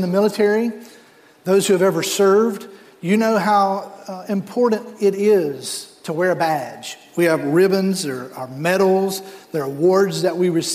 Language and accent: English; North Carolina, United States; moved away as an adult; now in South Florida, United States; I grew up in North Carolina